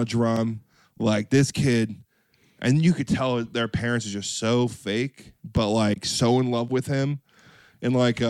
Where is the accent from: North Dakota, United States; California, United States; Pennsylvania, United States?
California, United States; Orange County, Southern; we're from Southern California, Orange County.